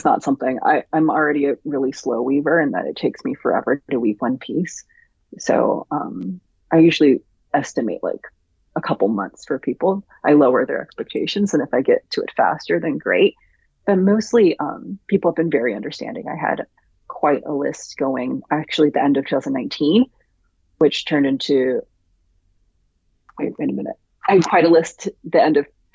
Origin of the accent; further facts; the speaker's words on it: Virginia, United States; moved away; also born or lived in Jersey City; I grew up in Virginia